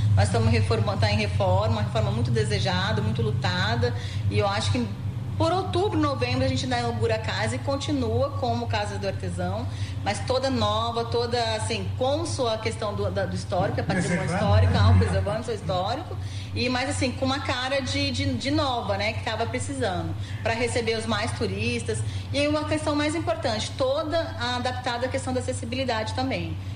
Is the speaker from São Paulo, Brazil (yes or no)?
no; Rio Grande do Sul, Brazil; now in Mato Grosso do Sul, Brazil; eu nasci no Rio Grande do Sul, vim acompanhando a família para Mato Grosso do Sul